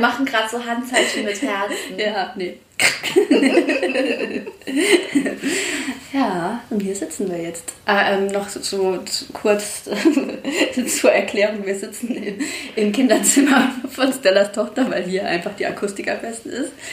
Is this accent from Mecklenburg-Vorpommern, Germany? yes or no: no; Saarland, Germany